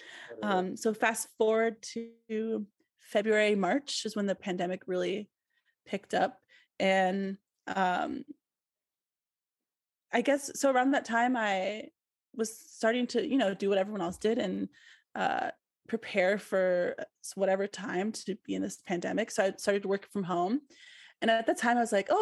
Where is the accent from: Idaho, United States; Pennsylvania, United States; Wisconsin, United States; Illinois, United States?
Wisconsin, United States; Milwaukee; moved away as an adult; also born or lived in Columbus, Ohio; I moved back to Milwaukee, which is my hometown, last July, so 2021